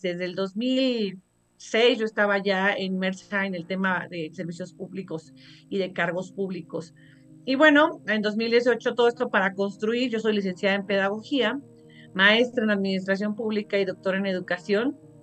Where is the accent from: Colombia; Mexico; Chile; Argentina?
Mexico; Somos muy, muy mexicanos